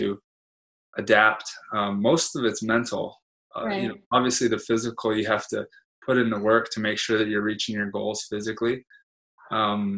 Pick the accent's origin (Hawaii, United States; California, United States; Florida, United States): Hawaii, United States; growing up in Hawaii